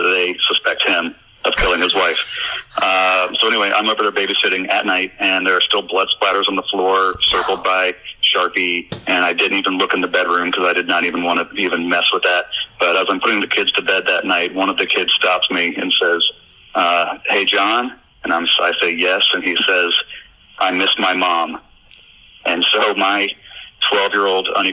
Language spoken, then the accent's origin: English; Orlando, Florida, United States; born or raised there